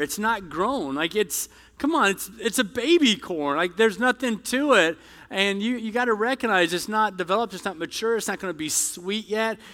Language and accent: English; the South, United States; I'm from the South